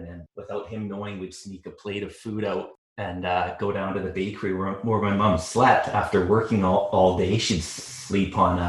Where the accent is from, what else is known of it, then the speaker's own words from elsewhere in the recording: North Vancouver / Bowen Island, British Columbia, Canada; We moved from North Vancouver, eventually to Bowen Island. And we actually lived in what is now the museum on Bowen Island, right in the cove.